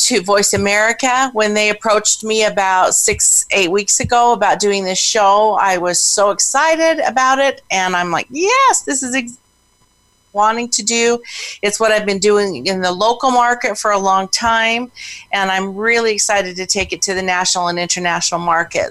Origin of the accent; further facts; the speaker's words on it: Pocatello, Idaho, United States; I was born and raised in Idaho